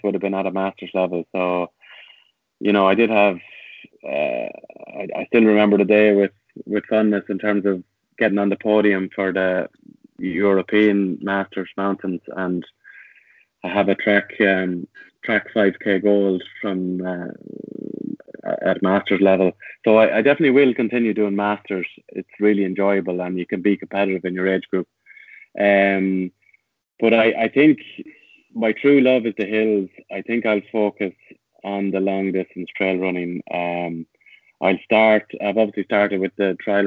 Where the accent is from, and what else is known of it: Tullamore, County Offaly, Ireland; born or raised there